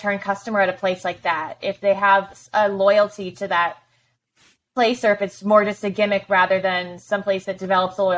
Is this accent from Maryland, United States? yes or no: no; New York, United States; I'm a New Yorker